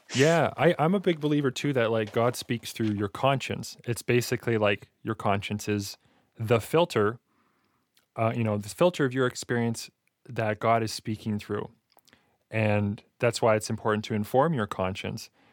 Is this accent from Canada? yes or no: yes; Alberta, Canada; I'm from Alberta